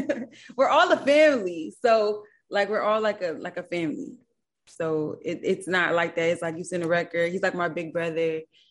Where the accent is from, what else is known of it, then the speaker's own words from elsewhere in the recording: Los Angeles, California, United States; Yeah, but I wasn't born and raised in L.A., but I'm from Los Angeles, you know? But I was raised somewhere else overseas and then came back, so, you know.